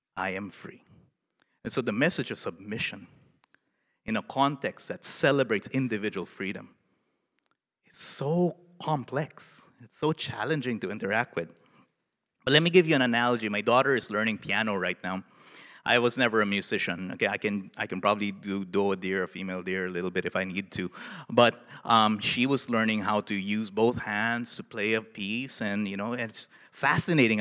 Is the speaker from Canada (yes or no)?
no; Philippines; moved away as an adult; now in Nashville, United States; a Filipino in the United States